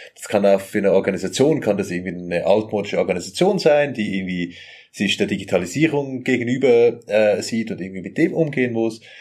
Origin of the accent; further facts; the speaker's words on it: Zurich, Switzerland; ich bin aus Zürich, so aus der Zwingli-Stadt